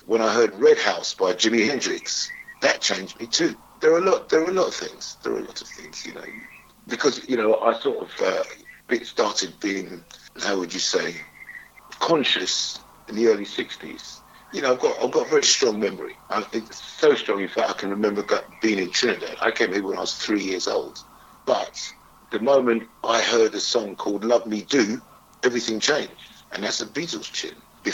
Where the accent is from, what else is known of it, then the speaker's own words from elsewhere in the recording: Wood Green, London, United Kingdom; I grew up all over, but I class myself as a Wood Green boy. Because when I was 12-ish, I moved to Wood Green